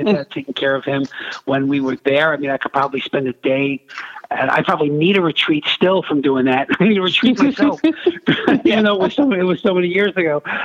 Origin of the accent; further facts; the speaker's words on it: New York City, New York, United States; moved away; also born or lived in Buffalo, New York; in Brooklyn, New York. In case you couldn't tell from my accent, that's where I'm from